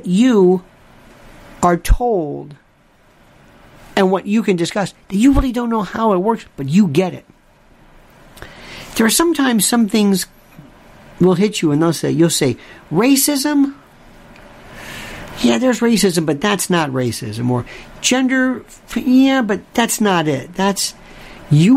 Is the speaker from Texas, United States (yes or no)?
no; Florida, United States; I'm from Florida. We had orange juice